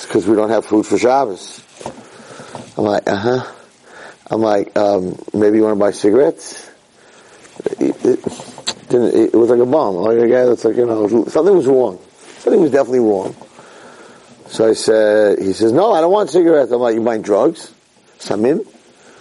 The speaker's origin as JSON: {"language": "English", "country": "United States", "moved": "yes", "lives_now": "Israel", "said": "I'm an American"}